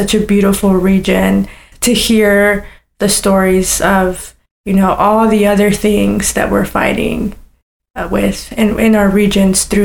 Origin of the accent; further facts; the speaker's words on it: Hendersonville, North Carolina, United States; also born or lived in Southern Florida; now in Asheville, United States; I grew up to migrant farm working parents in Hendersonville, North Carolina, and Southern Florida